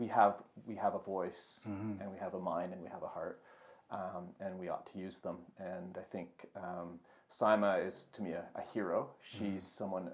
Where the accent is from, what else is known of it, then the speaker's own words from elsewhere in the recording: Calgary, Alberta, Canada; being born and raised in Calgary, mm-hmm. You know, I'm really thankful to have been born and raised in a prosperous, peaceful mm-hmm. country and city and province